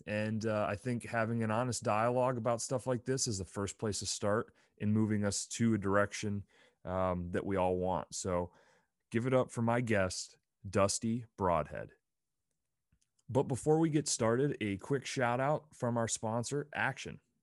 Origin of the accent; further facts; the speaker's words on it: Pennsylvania, United States; moved away as an adult; also born or lived in Provo, Utah; I grew up in Pennsylvania